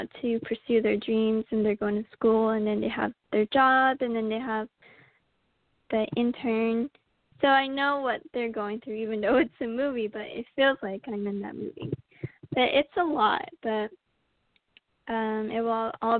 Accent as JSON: {"language": "English", "town": "St. Michaels", "region": "Arizona", "country": "United States", "tie": "born or raised there", "moved": "as an adult", "lives_now": "New York, United States", "said": "I am from St. Michael's, Arizona"}